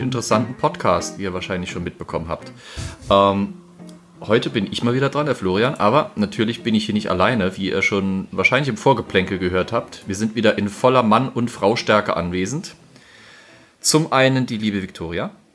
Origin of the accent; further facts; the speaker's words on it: Germany; Wir als Deutsche